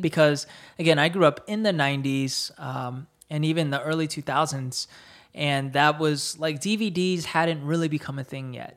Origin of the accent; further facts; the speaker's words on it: Fayetteville, North Carolina, United States; moved away as an adult; also born or lived in New Jersey; I grew up in Fayetteville, North Carolina